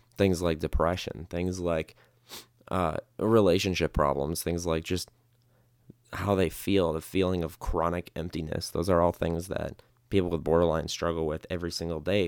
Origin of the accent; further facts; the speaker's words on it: Midwest, United States; moved away as an adult; now in Las Vegas, United States; I was born and raised in the Midwest